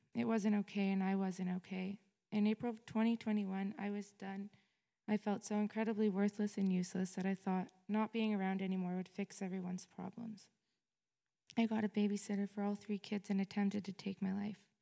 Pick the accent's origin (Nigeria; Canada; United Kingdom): Canada; Fort Erie, Ontario; I was born in Fort Erie, Ontario